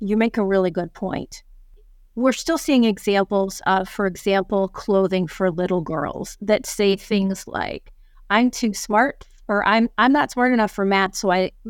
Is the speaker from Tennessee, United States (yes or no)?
no; New York, United States; I come from New York.